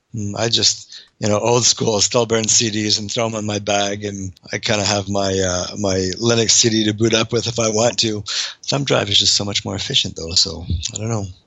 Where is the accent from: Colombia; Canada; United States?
Canada; being Canadian